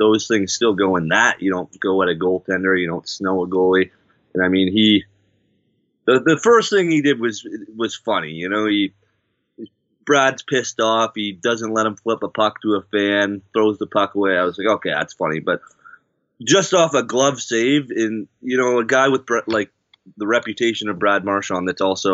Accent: Canada; I'm a Canadian

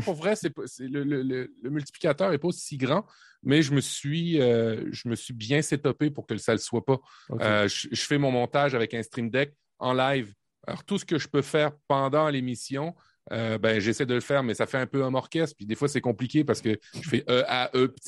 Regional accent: Normandy, France; now in Canada; je suis le Canadien, mais Canadien cliché, je suis né en Normandie

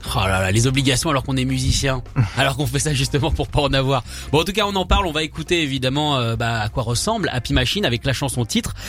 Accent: United States; quand on est américain

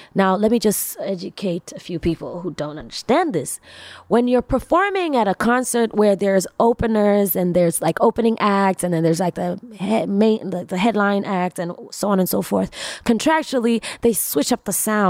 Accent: Tanzania; also born or lived in New York City; I'm from East Africa, Tanzania

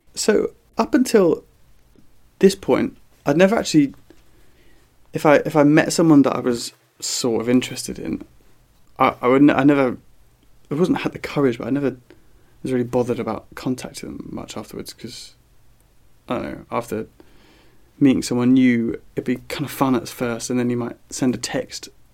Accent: southern England, United Kingdom; accent: southern; my southern accent.

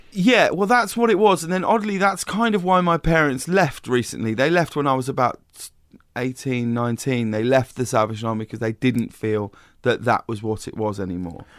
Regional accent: High Wycombe, South East England, United Kingdom; moved away; I grew up in a very small town called High Wycombe

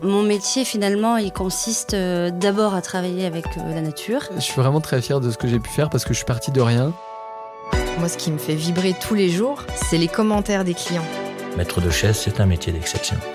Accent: Charente, Nouvelle-Aquitaine, France; je suis originaire de Charente

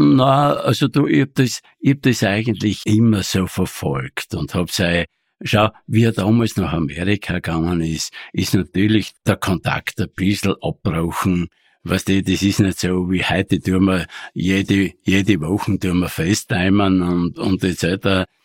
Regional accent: Thal, Styria, Austria; ich bin dort, ich bin dort aufgewachsen, ganz bescheiden

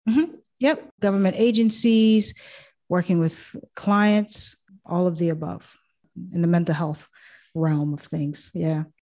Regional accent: Boston, Massachusetts, United States; also born or lived in Haiti / Thailand / Japan; I was born and I was there until I was five years old, and that's when I came to the States. Grew up in Boston

